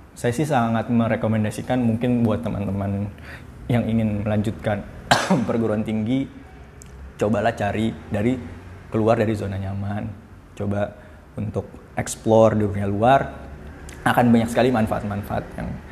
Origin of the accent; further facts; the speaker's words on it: Palu, Central Sulawesi, Indonesia; moved away as an adult; also born or lived in Bandung; di kampung halaman saya di Palu